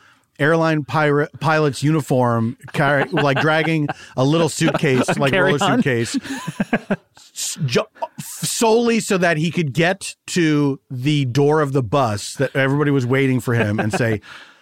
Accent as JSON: {"language": "English", "town": "Philadelphia", "region": "Pennsylvania", "country": "United States", "said": "I'm from Philadelphia."}